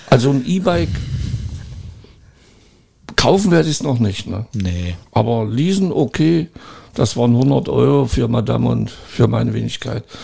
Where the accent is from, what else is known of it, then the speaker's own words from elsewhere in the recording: Eichsfeld, Germany; Heimat gewesen. Da bin ich groß geworden, mit dem Motorrad auf die Fresse geflogen, weil ich Alkohol getrunken hatte.